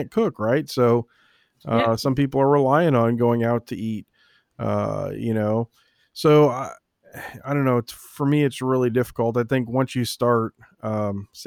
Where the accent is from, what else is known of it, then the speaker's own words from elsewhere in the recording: East Coast, United States; now in Kansas, United States; I grew up on the East Coast